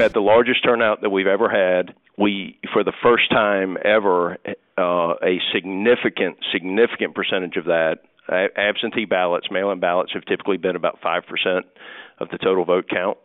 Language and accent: English; United States; I'm an American